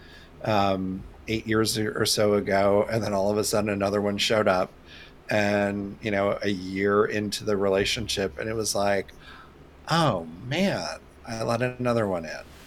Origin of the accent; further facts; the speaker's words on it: Indiana, United States; growing up in Indiana